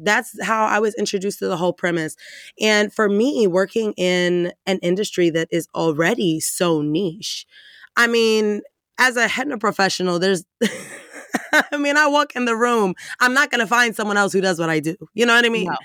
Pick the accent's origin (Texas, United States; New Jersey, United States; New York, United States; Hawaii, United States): Texas, United States; Dallas; I'm from Texas.